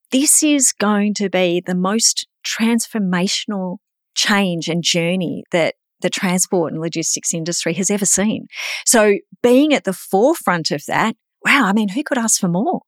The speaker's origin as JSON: {"language": "English", "region": "Queensland", "country": "Australia", "said": "I'm a Queenslander"}